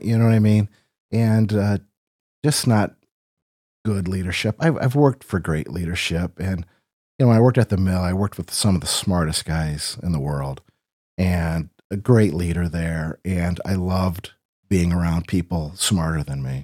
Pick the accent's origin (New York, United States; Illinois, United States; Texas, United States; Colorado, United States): Illinois, United States; Rock Falls; I was born in Sterling Rock Falls. I, I've lived here all my life. Uh, went to Rock Falls High School